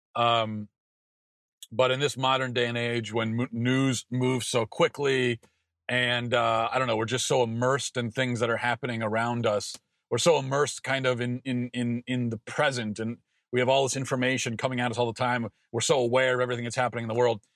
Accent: Maryland, United States; I grew up in Maryland

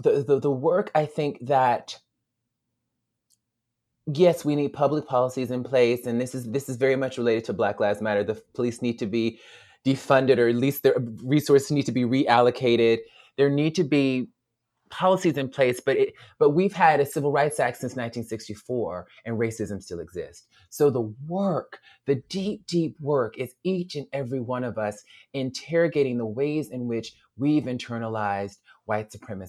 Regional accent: Alabama, United States; And we were in Alabama, my home state, and we were driving, I think, from Montgomery to Selma.

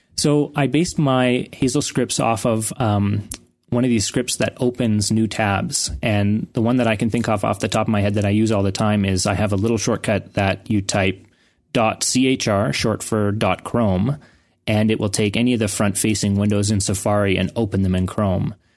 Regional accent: Canada; I was from Canada

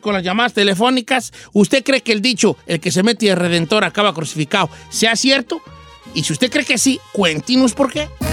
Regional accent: Mexico; now in United States; en México, en mi rancho

